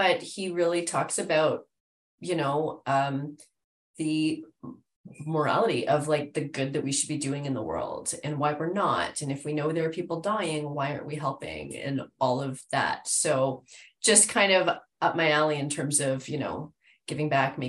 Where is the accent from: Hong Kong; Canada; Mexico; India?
Canada; Mississauga, Ontario; also born or lived in Dublin, Ireland; now in Toronto, Canada; Originally, I was born in Dublin, Ireland, and moved to Canada when I was 3, and then raised in Mississauga, and now I reside in Toronto